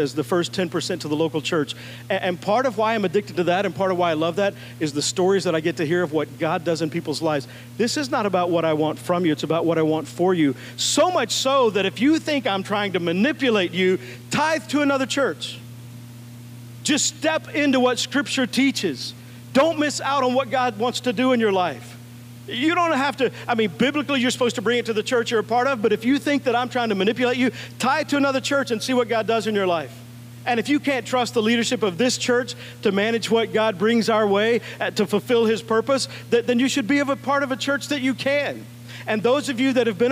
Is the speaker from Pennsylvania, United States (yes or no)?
no; Texas, United States; I grew up in Texas